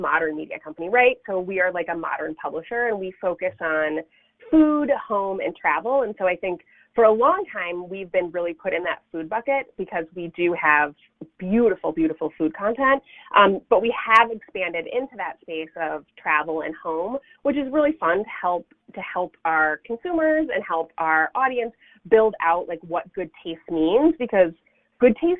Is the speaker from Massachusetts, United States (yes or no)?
yes; Sudbury, Massachusetts, United States; moved away as an adult; also born or lived in Rhode Island; now in Chicago, United States; I grew up in a little town called Sudbury, which is about, I would maybe 35 miles northwest of downtown Boston